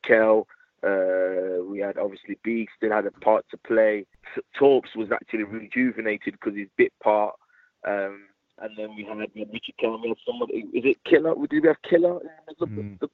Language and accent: English; Leicester, East Midlands, United Kingdom; moved away; also born or lived in Bolton / Manchester; being a Leicester lad